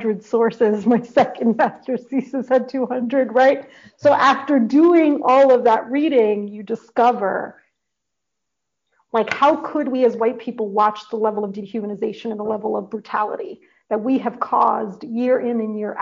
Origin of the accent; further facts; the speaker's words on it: New York City, New York, United States; moved away; I grew up in the North Bronx